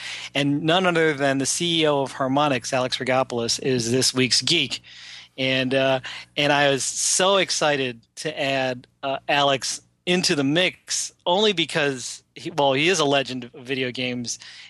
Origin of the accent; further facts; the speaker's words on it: Philippines; I'm Filipino, so they're named after a Filipino food.